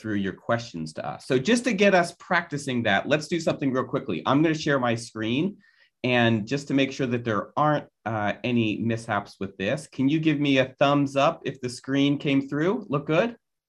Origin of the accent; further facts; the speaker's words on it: Philadelphia, Pennsylvania, United States; Some of you know that I am from Philadelphia. And for that reason, I suffer from a lifelong love of Philadelphia sports.